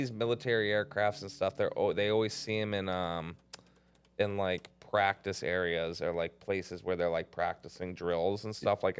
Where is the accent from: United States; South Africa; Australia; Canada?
Canada; I mean, I'm Canadian.